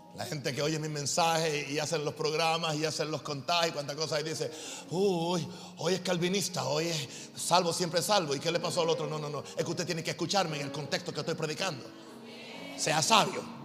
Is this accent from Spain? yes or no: no; United States; now in Panama; yo sigo siendo norteamericano